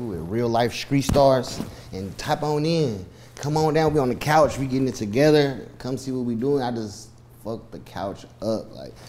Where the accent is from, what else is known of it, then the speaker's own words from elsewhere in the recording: Chicago, Illinois, United States; now in Indianapolis, United States; I'm from Chicago, man. … I'm stationed in Indianapolis, Indiana right now